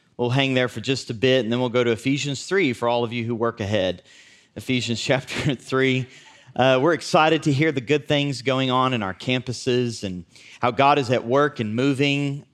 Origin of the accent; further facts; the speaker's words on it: United States; we're from Southern Oklahoma, Northern Texas